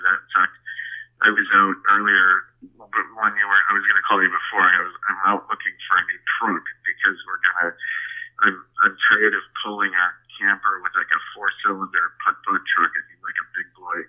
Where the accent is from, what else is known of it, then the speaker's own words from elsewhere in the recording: Wisconsin, United States; moved away; also born or lived in Minneapolis, Minnesota; I grew up in Wisconsin